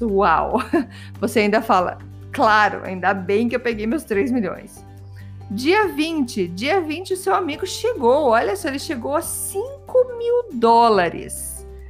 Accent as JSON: {"language": "Portuguese", "country": "Brazil", "said": "eu sou brasileira"}